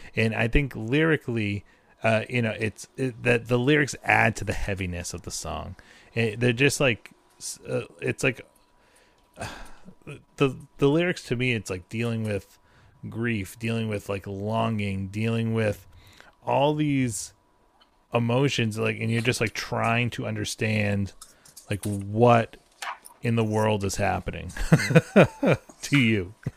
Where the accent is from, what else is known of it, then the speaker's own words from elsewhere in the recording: New England, United States; I'm from New England